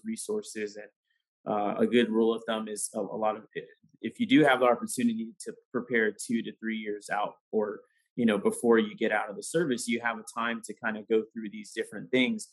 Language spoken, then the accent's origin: English; San Diego, California, United States; So I grew up in San Diego.